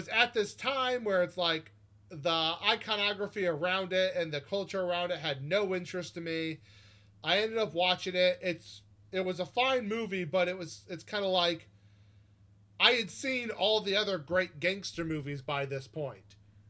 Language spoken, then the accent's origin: English; San Diego, California, United States; I grew up out in San Diego, had a lot of connection to that music.